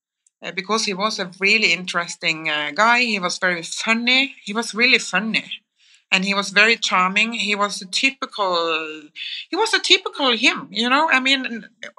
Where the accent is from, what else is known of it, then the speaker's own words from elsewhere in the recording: Kristiansand, Agder, Norway; when I grew up in Kristiansand